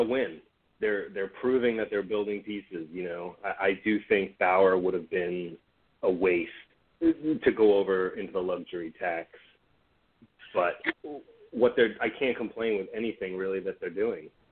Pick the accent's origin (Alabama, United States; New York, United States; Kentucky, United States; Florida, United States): New York, United States; Long Island, Suffolk County; moved away as an adult; I grew up on Long Island, Suffolk County